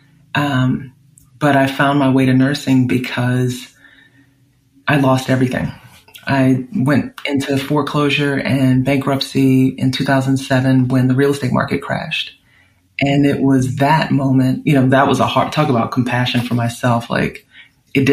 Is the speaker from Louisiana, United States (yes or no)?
yes; New Orleans, Louisiana, United States; now in California, United States; growing up in New Orleans